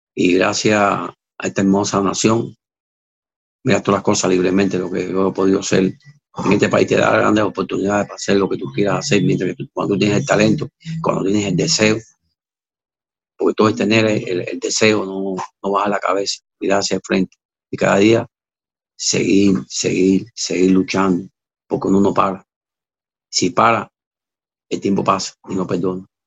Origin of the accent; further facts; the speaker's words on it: Havana, Cuba; also born or lived in Mexico; now in Miami, United States; Yo me fui de, mi isla de Cuba, en La Habana. Yo era de, San Miguel del Padrón